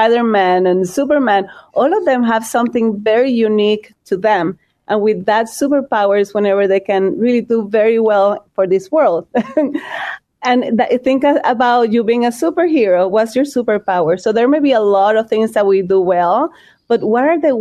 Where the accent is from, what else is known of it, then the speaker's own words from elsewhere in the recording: Puerto Rico; moved away as an adult; also born or lived in Chicago; now in United States; I'm from Puerto Rico.